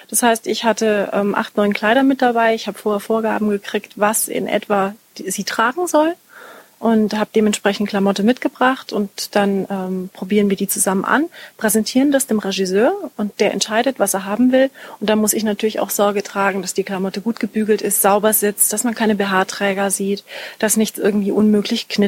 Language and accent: German; Munich, Bavaria, Germany; Als ich 14 war, habe ich in München Tanzkurs gemacht. Ich komme aus München.